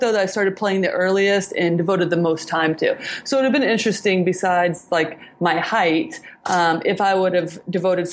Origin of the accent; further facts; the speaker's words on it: Indiana, United States; I'm from Indiana, which is definitely not a soccer hotbed